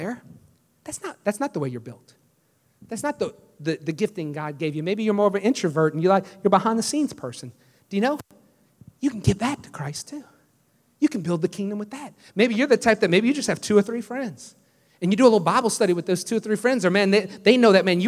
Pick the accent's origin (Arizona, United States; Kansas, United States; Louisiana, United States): Louisiana, United States; New Orleans; moved away as an adult; I'm from New Orleans. I said, but I moved here about 4 years ago